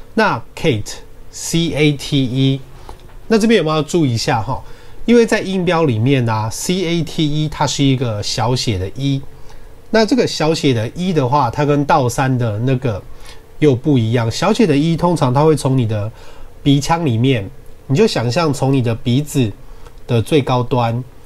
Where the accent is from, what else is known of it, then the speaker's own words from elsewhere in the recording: Taiwan; 我们台湾人的习惯